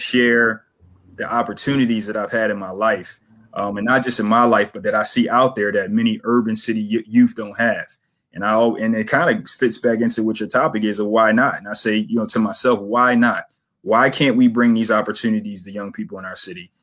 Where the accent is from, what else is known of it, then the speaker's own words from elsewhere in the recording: Philadelphia, Pennsylvania, United States; I'm born and raised in Philadelphia. Uh, grew up in Logan, Logan section of Philly